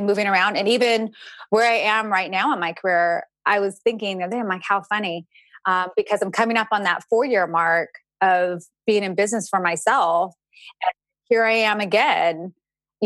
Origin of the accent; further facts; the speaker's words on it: California, United States; moved away as an adult; also born or lived in Georgia; I'm originally from California. I stayed in Georgia for another year. And then after that, I moved back to my hometown in California